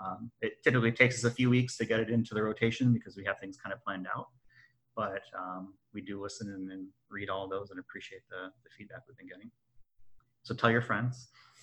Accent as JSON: {"language": "English", "town": "Chicago", "region": "Illinois", "country": "United States", "said": "I can say Chicago's that because I'm from Chicago."}